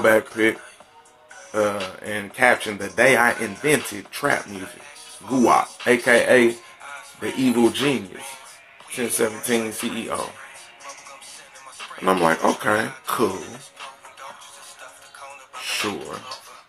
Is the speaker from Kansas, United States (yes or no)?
yes; Topeka, Kansas, United States; now in Missouri, United States; I'm from Topeka, Kansas. I'm out in Missouri somewhere now